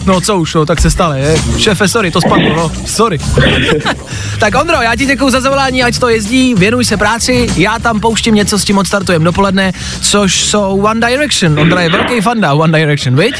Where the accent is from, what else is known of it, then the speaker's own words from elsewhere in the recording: Olomouc Region, Czechia; jsem z Olomouckého kraje